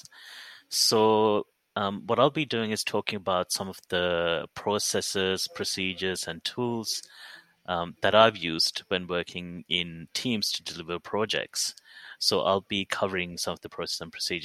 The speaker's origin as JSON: {"language": "English", "town": "Perth", "region": "Western Australia", "country": "Australia", "tie": "born or raised there"}